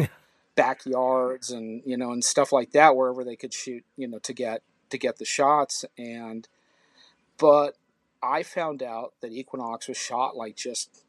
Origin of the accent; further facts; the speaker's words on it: La Crescenta, California, United States; also born or lived in Glendale, California; I was born in Glendale, which is just north of Hollywood, or just sort of northeast or whatever of Hollywood, in, you know, Los Angeles suburb, basically. And then my early life, I was living in a town north of that called La Crescenta. And that's sort of where I grew up